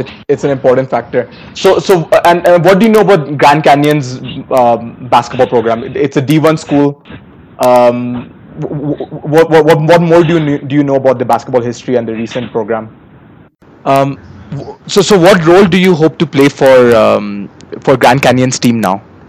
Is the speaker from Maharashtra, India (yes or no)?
no; Uttar Pradesh, India; the girls from Uttar Pradesh, my home state